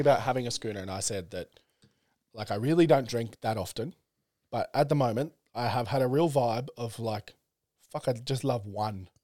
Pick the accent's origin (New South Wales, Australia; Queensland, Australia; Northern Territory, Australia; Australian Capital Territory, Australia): New South Wales, Australia; Central Coast; I grew up on the Central Coast